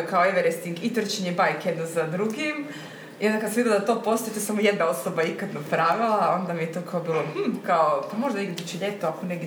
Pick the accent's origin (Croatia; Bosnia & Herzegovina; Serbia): Croatia; Korčula, Dubrovnik-Neretva County; kad smo se doselili iz Korčule, Onda dok smo preuređivali stan na Trešnici, smo tu bili u renti godinu dana.